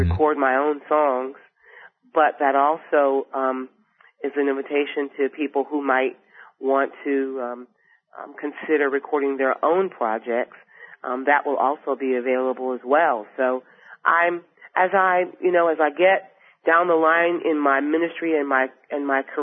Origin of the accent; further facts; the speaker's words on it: Michigan, United States; moved away; I moved from Michigan in 1980, raised our family here, and we lived for years in Marietta, Georgia.